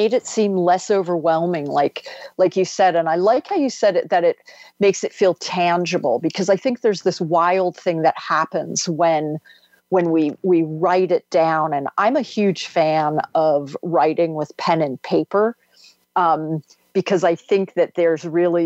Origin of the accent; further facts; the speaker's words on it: D.C., District of Columbia, United States; houses along the river where I grew up outside of Washington, D.C.